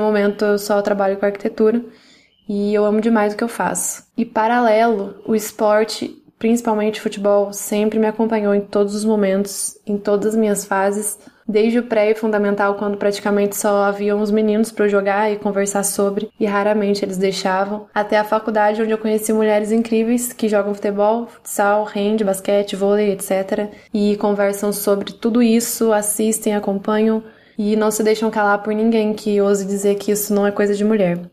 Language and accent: Portuguese; Maria da Fé, Minas Gerais, Brazil; accent: mineiro; also born or lived in interior of São Paulo; sou nascida e criada em Minas Gerais, no interior, como vocês podem notar o sotaque